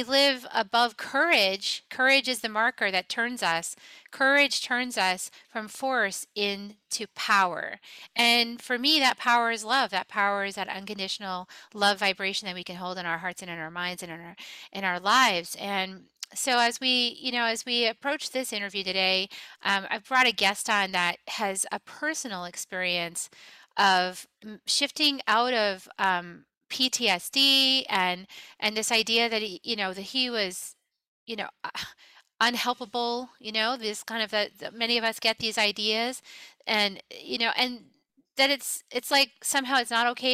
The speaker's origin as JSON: {"language": "English", "region": "New England", "country": "United States", "tie": "born or raised there", "also_born_or_lived": "Texas", "said": "I was born in Texas, but I was raised in New England."}